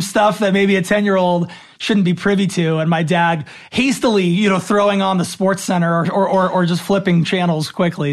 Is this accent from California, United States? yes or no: yes; Los Angeles, California, United States; born and raised in Los Angeles